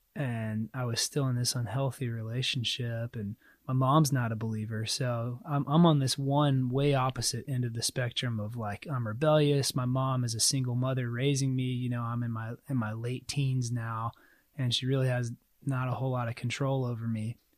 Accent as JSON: {"language": "English", "region": "South Carolina", "country": "United States", "tie": "born or raised there", "moved": "yes", "said": "I grew up in South Carolina, so the Bible Belt."}